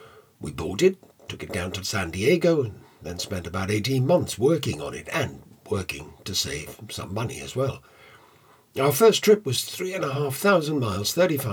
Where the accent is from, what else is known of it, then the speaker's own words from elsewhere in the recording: Liverpool, North West England, United Kingdom; moved away as an adult; now in London, United Kingdom; I was born in Liverpool at a very good time, because during my teenage years … were just about to make Liverpool a famous place to come from. And it was a great place. I loved my time growing up there.